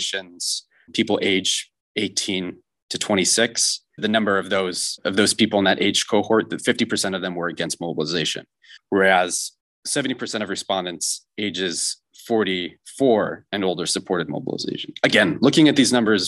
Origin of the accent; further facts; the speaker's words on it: United States; moved away; also born or lived in St. Petersburg, Russia; I'm an American, I'm a foreigner in Russia